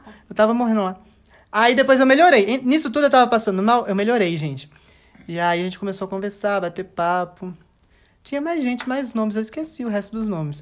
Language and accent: Portuguese; Minas Gerais, Brazil; a gente, como é mineiro